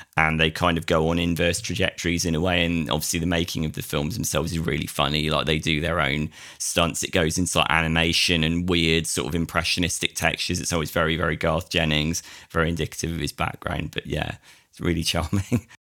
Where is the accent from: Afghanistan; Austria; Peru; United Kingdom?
United Kingdom; being a Brit myself